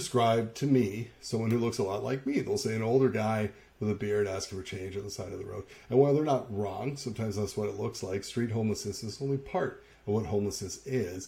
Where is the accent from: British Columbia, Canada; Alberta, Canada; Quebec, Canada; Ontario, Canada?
Ontario, Canada; St. Catharines; the St. Catharines Standard in my hometown of St. Catharines, Niagara